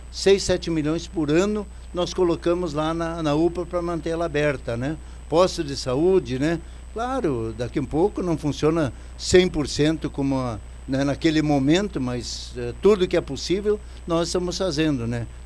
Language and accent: Portuguese; Carazinho, Rio Grande do Sul, Brazil; also born or lived in Sobradinho; Vim como um moleque aqui para nossa cidade aqui, para Carazinho, sou nascido lá do interior de Sobradinho, né? vim para cá e Carazinho me acolheu